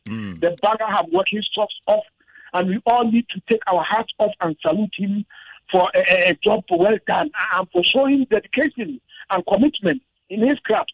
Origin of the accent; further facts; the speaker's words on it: Ghana; I'm a Ghanaian. Oh yeah. Ghanaians we say Chale.